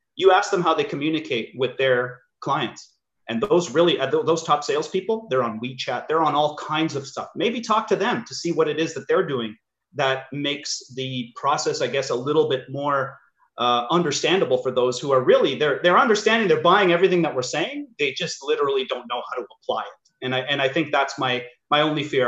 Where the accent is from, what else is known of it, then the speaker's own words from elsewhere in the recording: Sudbury, Ontario, Canada; I grew up in Sudbury